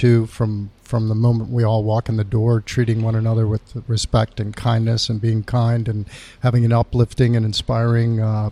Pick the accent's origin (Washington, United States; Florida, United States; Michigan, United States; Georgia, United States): Michigan, United States; Ann Arbor; moved away; also born or lived in New York / Los Angeles; I grew up in Ann Arbor, Michigan. My parents are both from Guatemala